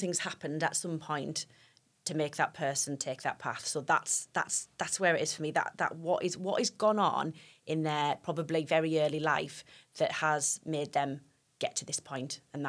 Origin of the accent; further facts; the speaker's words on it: Stockton-on-Tees, North East England, United Kingdom; I'm sort of Teesside, Cleveland, born and bred. So born in Stockton and lived here my whole life.